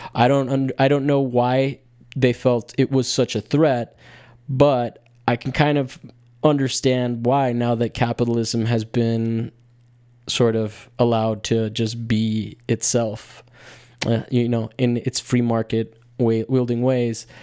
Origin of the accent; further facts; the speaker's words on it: United States; as an American